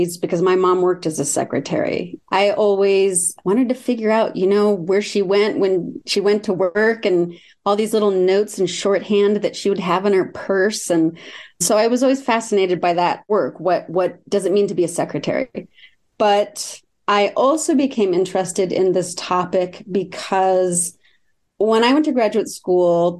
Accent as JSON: {"language": "English", "area": "San Francisco Bay Area", "region": "California", "country": "United States", "tie": "born or raised there", "also_born_or_lived": "Watsonville, California", "said": "I was born in Watsonville, California, grew up in the San Francisco Bay Area"}